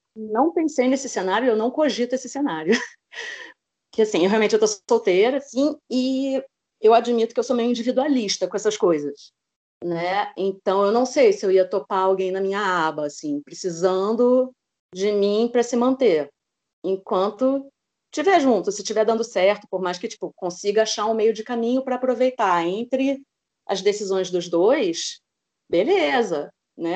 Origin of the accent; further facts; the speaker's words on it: Rio de Janeiro, Brazil; sou do Rio de Janeiro, tenho 38 anos